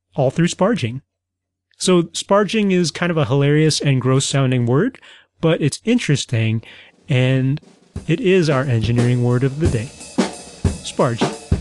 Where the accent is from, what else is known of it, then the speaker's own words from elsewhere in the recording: Midwest, United States; I'm from the Midwest